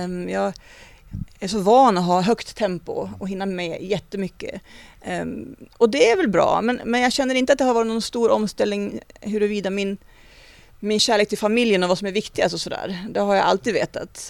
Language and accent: Swedish; Vilhelmina, Västerbotten County, Sweden; moved away; min uppväxt i Vilhelmina